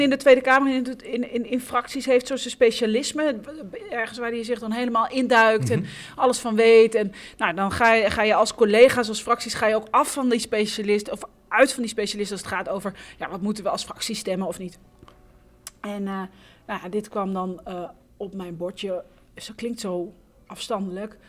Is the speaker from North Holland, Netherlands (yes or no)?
yes; Haarlem, North Holland, Netherlands; Ik kom uit Haarlem